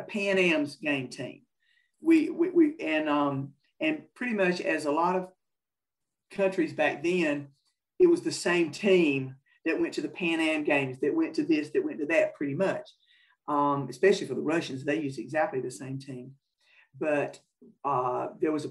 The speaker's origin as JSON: {"language": "English", "region": "North Carolina", "country": "United States", "said": "I'm from North Carolina. I've been playing in North Carolina. That's all that I knew."}